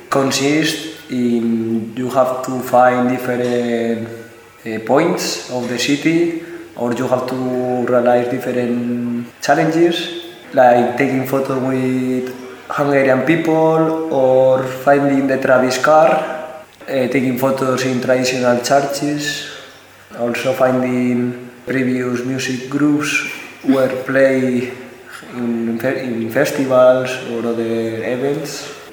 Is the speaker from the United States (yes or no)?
no; Spain; also born or lived in Madrid; I'm from Spain. I'm 26 years old. I used to live in Madrid